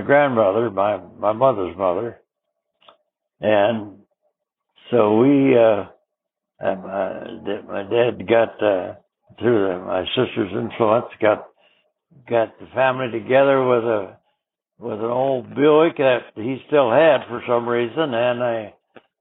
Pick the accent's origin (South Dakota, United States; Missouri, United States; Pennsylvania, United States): South Dakota, United States; Watertown; also born or lived in Montana; now in Michigan, United States; I was born in South Dakota